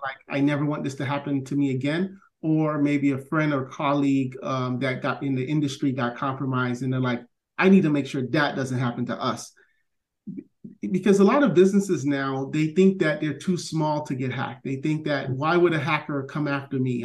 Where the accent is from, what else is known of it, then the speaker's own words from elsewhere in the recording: Miami Gardens, Florida, United States; I grew up in Miami Gardens